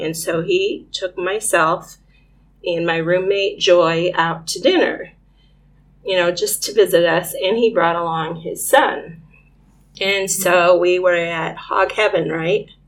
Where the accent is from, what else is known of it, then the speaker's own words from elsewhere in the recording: Northeast Indiana, United States; moved away as an adult; I'm a Hoosier farm kid. I grew up in Northeast Indiana on a family farm